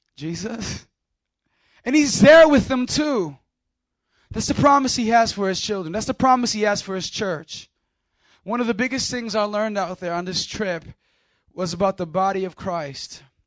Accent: Chicago, Illinois, United States; We're in Chicago, Illinois, my hometown

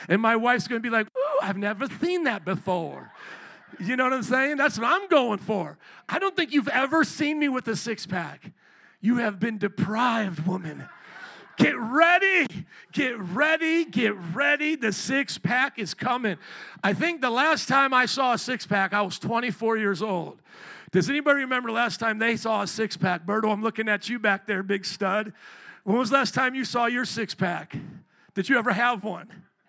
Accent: United States; we as the American people

